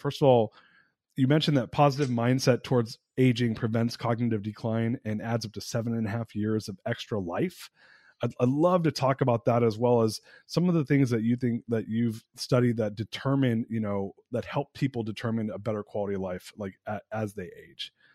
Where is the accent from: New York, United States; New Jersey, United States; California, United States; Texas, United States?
California, United States; Southern; I grew up in SoCal in the 80s